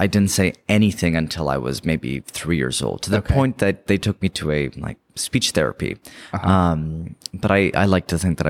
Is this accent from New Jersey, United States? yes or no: no; Bay Area, California, United States; moved away; growing up in the Bay Area.